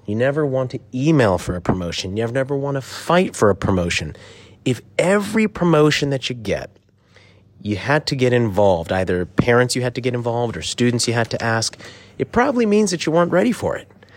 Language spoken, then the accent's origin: English; Silver Spring, Maryland, United States; we grew up in Silver Spring, Maryland